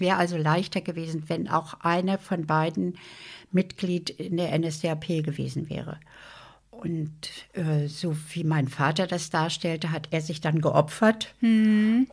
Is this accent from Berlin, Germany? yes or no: yes; Berlin, Germany; Ich bin in Berlin Langwitz geboren, das ist im Süden von Berlin und Langwitz und wir haben gewohnt in Lichterfelde Ost.